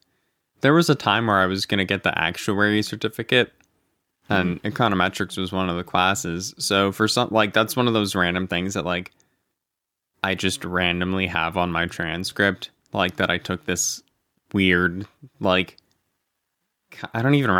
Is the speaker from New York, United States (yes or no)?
no; Erie, Pennsylvania, United States; I am from Erie, so I have no like geographical ties to the Rams.